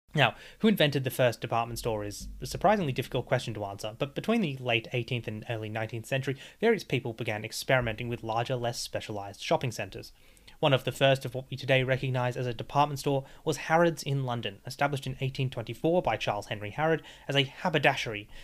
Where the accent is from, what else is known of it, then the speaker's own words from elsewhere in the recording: Australia; As an Australian